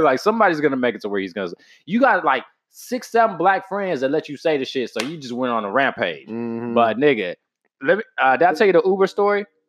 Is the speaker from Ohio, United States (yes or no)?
no; Texas, United States; I'm from Texas